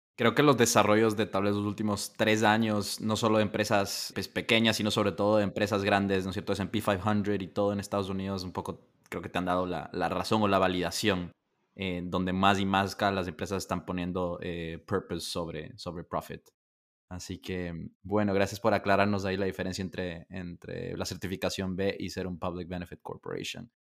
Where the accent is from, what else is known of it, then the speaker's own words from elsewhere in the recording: Ecuador; siendo ecuatoriano